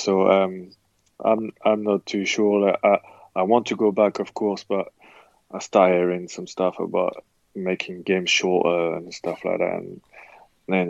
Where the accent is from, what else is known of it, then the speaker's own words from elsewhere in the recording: Le Havre, Normandy, France; moved away as an adult; also born or lived in England; my hometown school, Le Havre